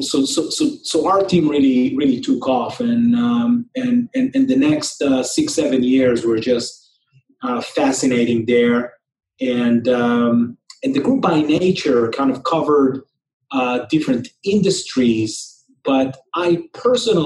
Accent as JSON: {"language": "English", "country": "Israel", "tie": "born or raised there", "also_born_or_lived": "New York", "moved": "as an adult", "said": "I grew up in Israel, and was born and raised here"}